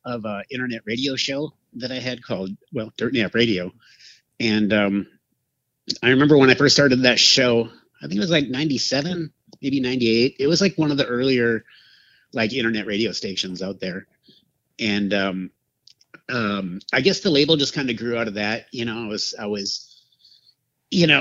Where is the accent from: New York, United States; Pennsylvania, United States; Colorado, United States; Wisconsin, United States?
Wisconsin, United States; Madison; moved away as an adult; also born or lived in Portland / Milwaukee; I grew up in Madison, which is like the capital of Wisconsin